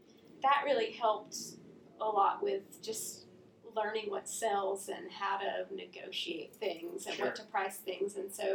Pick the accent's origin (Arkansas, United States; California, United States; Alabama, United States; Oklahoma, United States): Alabama, United States; Hartselle; moved away as an adult; now in Murfreesboro, United States; I grew up in Hartsville, Alabama, okay, which is about an hour, 45 minutes, 2 hours from here. Really small.